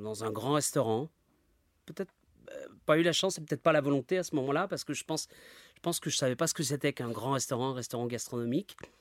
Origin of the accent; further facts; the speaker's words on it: Isère, Auvergne-Rhône-Alpes, France; now in Saint-Michel-sur-Rhône, France; Je suis originaire de l'Isère, donc euh, mes parents habitaient près de la côte Saint-André